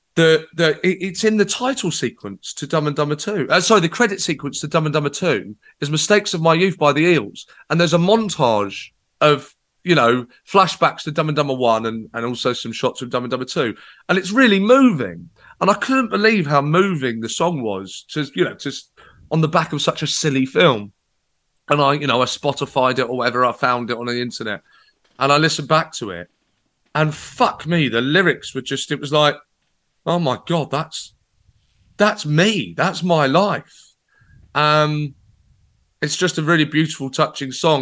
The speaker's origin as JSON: {"language": "English", "town": "Brighton", "region": "South East England", "country": "United Kingdom", "tie": "born or raised there", "said": "my hometown in Brighton"}